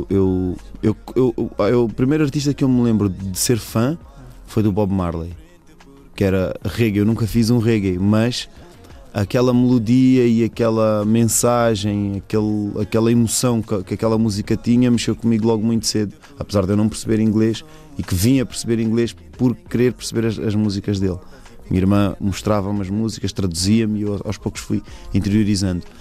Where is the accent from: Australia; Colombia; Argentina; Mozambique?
Mozambique; now in Portugal; Então, sou moçambicano, tipo pessoal não está habituado a, a, a, conviver com tantos moçambicanos